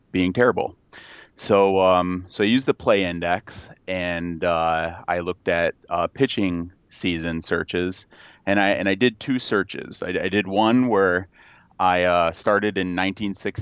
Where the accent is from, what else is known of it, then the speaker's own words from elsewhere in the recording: Royal Oak, Michigan, United States; I grew up just outside of Detroit in Royal Oak